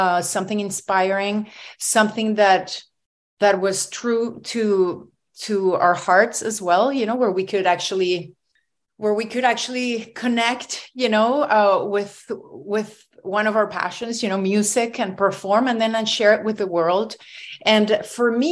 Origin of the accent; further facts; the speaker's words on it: Venezuela; now in Toronto, Canada; I'm originally from Venezuela, but this is where I live